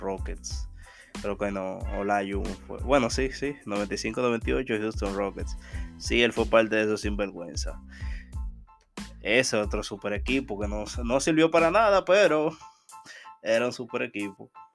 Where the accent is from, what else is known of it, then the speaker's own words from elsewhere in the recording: Dominican Republic; día de la Altagracia en mi país